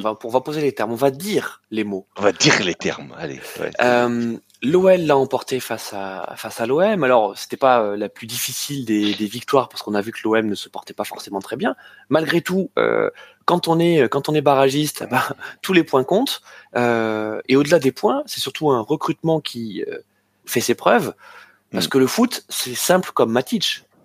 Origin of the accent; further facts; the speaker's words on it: France; en tant que Français